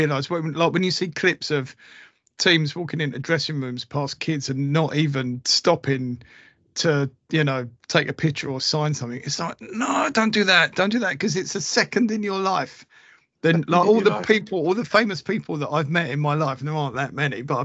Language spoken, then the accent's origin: English; Romford, London, United Kingdom; I was born in Romford